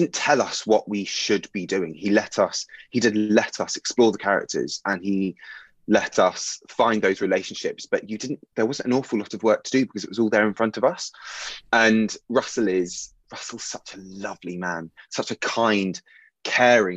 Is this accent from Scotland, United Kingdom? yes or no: no; Bournemouth, South West England, United Kingdom; moved away as an adult; now in London, United Kingdom; I am from Bournemouth. Well, I'm from just outside Bournemouth, which is on the south coast of England